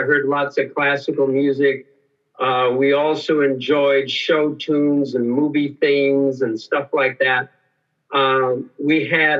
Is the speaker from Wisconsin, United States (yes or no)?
no; Painesville, Ohio, United States; moved away as an adult; also born or lived in Nebraska; I'm from northeastern Ohio, the city of Painesville, 30 miles east of Cleveland.